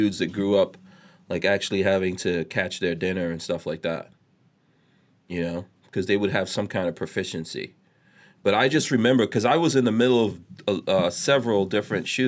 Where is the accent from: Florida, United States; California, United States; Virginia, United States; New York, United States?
New York, United States; I grew up in New York in like the crack 80s.